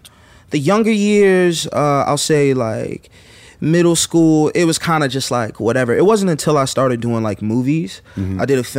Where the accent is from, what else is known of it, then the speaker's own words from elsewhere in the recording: Brooklyn, New York, United States; I'm really from Brooklyn.